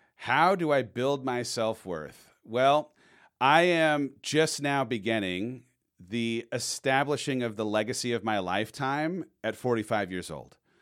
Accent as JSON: {"language": "English", "town": "San Clemente", "region": "California", "country": "United States", "tie": "born or raised there", "said": "I grew up down in San Clemente."}